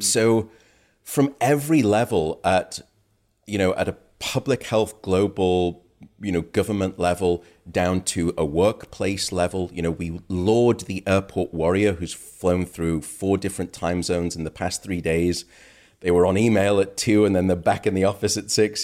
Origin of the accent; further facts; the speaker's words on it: United Kingdom; now in United States; My home country, uh, the U K